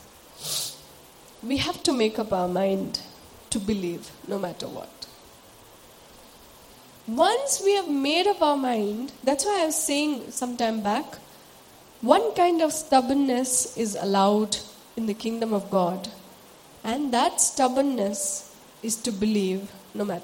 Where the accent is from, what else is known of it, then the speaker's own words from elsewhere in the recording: Sikkim, India; moved away as an adult; should I stay back in my hometown? My home is a beautiful place. For those of us who don't know where I come from, I'm from Sikkim.